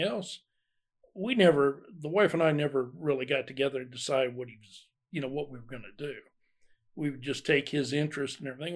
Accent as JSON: {"language": "English", "region": "Ohio", "country": "United States", "tie": "born or raised there", "also_born_or_lived": "Alabama", "moved": "as an adult", "said": "I grew up in Ohio"}